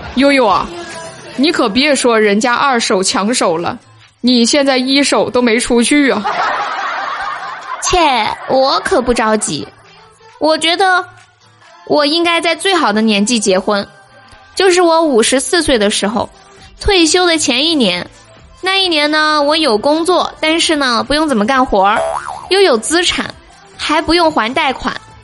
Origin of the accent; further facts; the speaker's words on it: Sichuan, China; 我是一个四川人